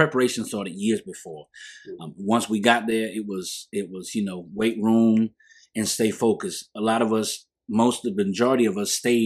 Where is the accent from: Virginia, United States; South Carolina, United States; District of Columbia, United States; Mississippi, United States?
South Carolina, United States; Union; I grew up in Kelton, of course, but I was also raised in Lakewood